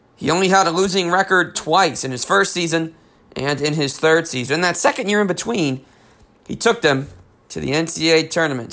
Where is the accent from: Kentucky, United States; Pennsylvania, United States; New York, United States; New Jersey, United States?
New Jersey, United States; I am from New Jersey